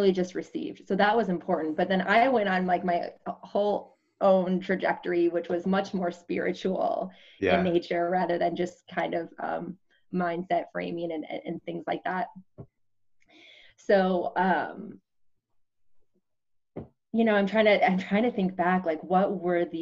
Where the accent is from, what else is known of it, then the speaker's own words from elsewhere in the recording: Wisconsin, United States; I grew up, I'm from Wisconsin